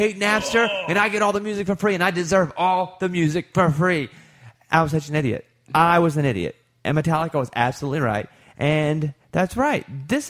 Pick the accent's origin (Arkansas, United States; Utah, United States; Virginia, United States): Arkansas, United States; moved away; also born or lived in Texas; I'm from Arkansas, but I lived a long time in Texas, and I loved like Austin to me as home too.